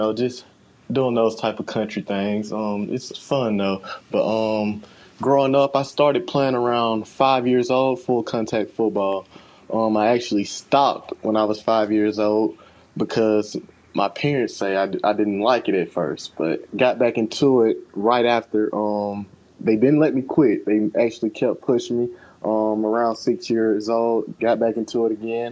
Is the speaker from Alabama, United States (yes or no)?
yes; Mobile, Alabama, United States; also born or lived in Oregon; Growing up in Alabama was fun. Mobile's actually on the coast, so it's not like in the middle of Alabama.